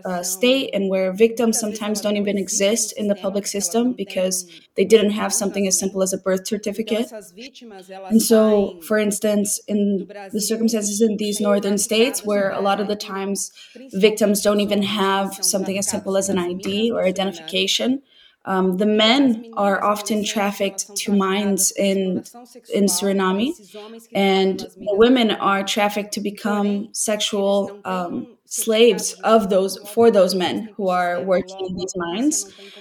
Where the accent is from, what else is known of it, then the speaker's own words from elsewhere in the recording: Brazil; I identify very much with Gabriela because I grew up in Brazil from a family that was very humble, very simple